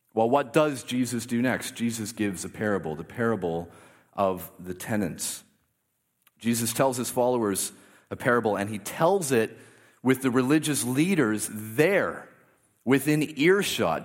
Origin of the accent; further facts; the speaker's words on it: Canada; I grew up in a, very much in a Canadian Christian culture